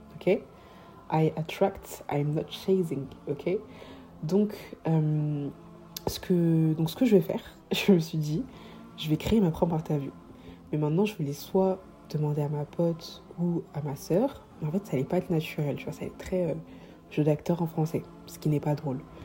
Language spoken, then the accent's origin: French; Paris, Île-de-France, France; also born or lived in Savoie / Comoros (ancestry, Grande Comore); en ce qui concerne Paris, étant donné que j'y suis depuis petite